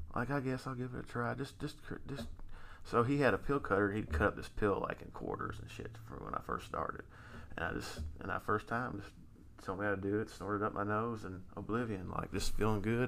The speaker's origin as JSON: {"language": "English", "town": "Louisville", "region": "Kentucky", "country": "United States", "tie": "born or raised there", "said": "I grew up in Louisville, Kentucky, still here in, in Louisville, Kentucky."}